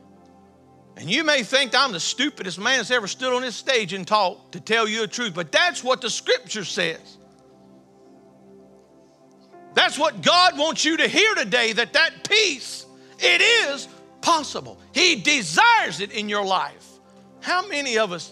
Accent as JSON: {"language": "English", "region": "the South", "country": "United States", "said": "I'm from the South."}